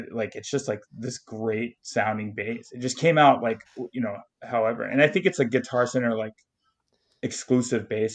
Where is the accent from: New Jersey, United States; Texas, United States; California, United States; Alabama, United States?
Alabama, United States; I'm from Alabama